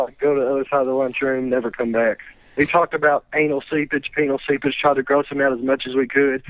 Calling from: Campbellsville, Kentucky, United States; from Campbellsville, Kentucky.

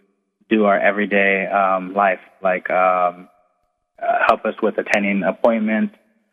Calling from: Camp Pendleton, California, United States; I'm calling from Camp Pendleton.

